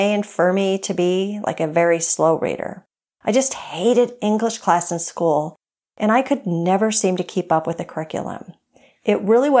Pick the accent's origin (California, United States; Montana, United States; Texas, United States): Montana, United States; Great Falls; moved away as an adult; also born or lived in Germany; I was raised in Great Falls, Montana